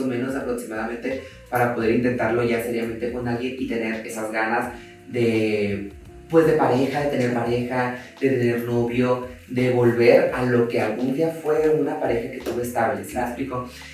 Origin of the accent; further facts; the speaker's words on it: Mazatlán, Sinaloa, Mexico; now in Mexico City, Mexico; yo vengo de Mazatlán y vengo de una casa que está sin enjarrar, hasta la fecha está sin enjarrar.